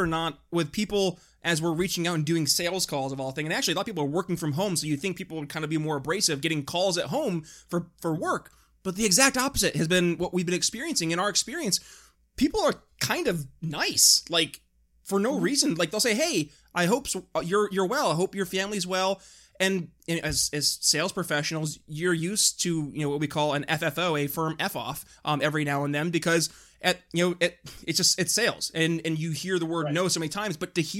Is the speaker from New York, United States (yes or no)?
yes; New York, United States; now in Philadelphia, United States; I'm in Philadelphia. I'm originally from New York State, two states that have not done too hot.